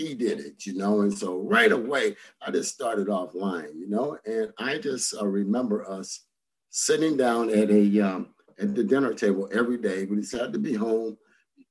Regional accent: Santa Ana, California, United States; I grew up here in Orange County and in Santa Ana, to be exact

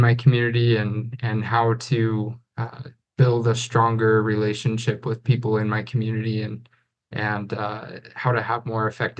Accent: Northern Utah, United States; also living in Provo, Utah, going to Brigham Young University. But I was born and raised in Northern Utah.

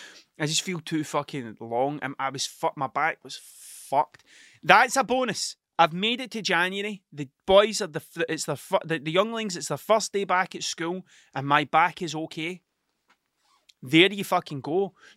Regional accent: Scotland, United Kingdom; accent: Ayrshire; Everybody thinks I'm from Glasgow. It's the way I talk. I definitely have a bit of a Glasgow sound to me, but I'm not from Glasgow, I'm from Ayrshire, right? And the Ayrshire accent changes depending on where you are.

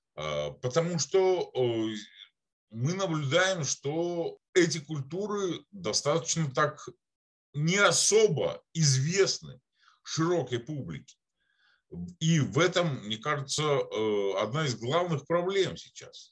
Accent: Republic of Karelia, Russia; я сам родом из Карелии

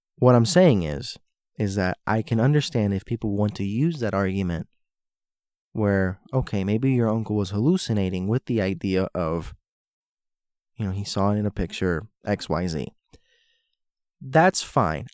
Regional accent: Florida, United States; moved away; also born or lived in Hialeah / Miami Beach / North Miami Beach / Sunny Isles; I grew up in Florida. I was born and raised there

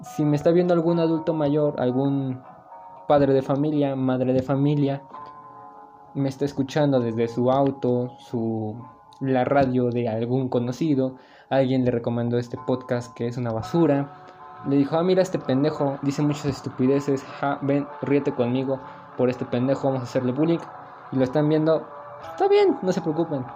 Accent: Mexico; somos mexicanos

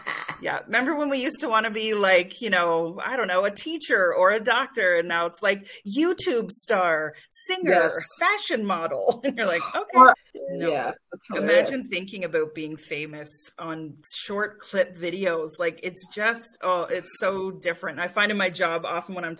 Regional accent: outside Toronto, Ontario, Canada; moved away as an adult; also born or lived in Halifax / Vancouver; now in Kelowna, Canada; I was born in Ontario. So I spent most of my life living outside Toronto in what is now probably Greater Toronto, but back then it was like farmers' fields.

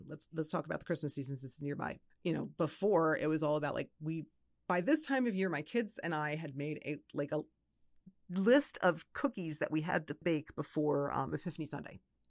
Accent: Philadelphia, Pennsylvania, United States; because I'm originally from the Philadelphia area myself.

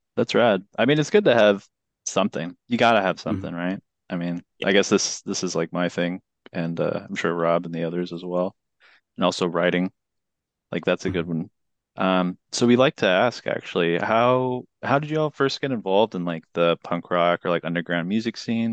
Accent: California, United States; my home state of California

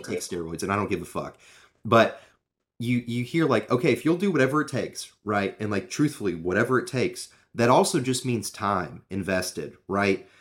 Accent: Knoxville, Tennessee, United States; I grew up in Knoxville

